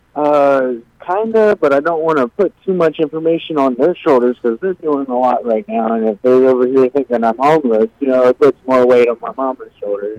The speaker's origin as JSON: {"language": "English", "region": "Virginia", "country": "United States", "moved": "as an adult", "lives_now": "Watertown, United States", "said": "I'm actually from Virginia"}